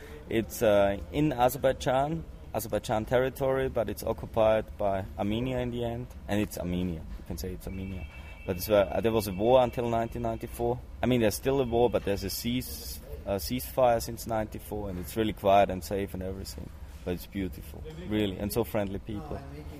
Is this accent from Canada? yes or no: no; Austria; I'm from Austria, 30 years old